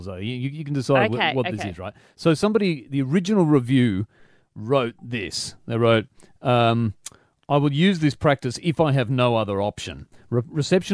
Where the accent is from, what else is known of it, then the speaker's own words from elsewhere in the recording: Pennant Hills, New South Wales, Australia; I grew up in Pennant Hills